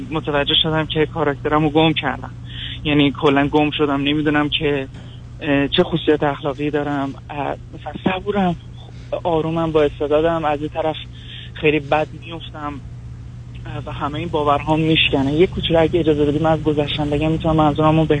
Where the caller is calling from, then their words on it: Iran; من از ایران هستم